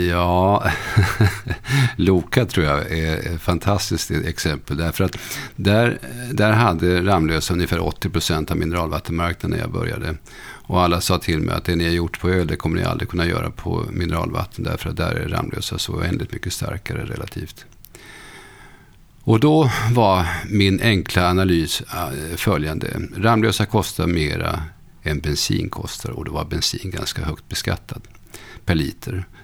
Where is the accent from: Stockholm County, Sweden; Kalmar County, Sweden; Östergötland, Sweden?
Östergötland, Sweden; Motala